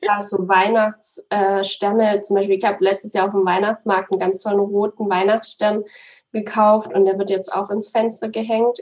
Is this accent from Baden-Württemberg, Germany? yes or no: yes; Swabia, Baden-Württemberg, Germany; now in Munich, Germany; Ich komme aus dem Schwabenland, deswegen ist es dann schon relativ nah zu meinen zu meiner Familie